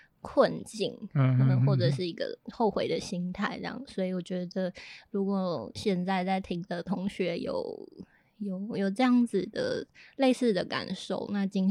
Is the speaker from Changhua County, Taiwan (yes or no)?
no; Hualien, Hualien County, Taiwan; also born or lived in Taipei; 花莲，就是我的家乡了。